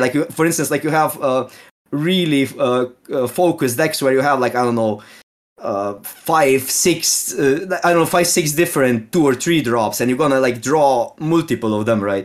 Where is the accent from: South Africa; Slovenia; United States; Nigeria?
Slovenia; English is a second language; I'm from Slovene, so it's, um, like, the closest it is, is Ge-, is, uh, like, we live really close to Austrian border